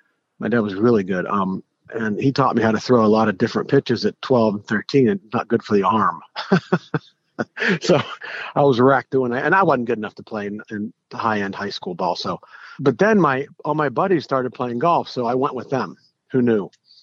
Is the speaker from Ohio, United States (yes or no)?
no; Greensburg, Pennsylvania, United States; I grew up in Greensburg, 5 miles from Mr. Palmer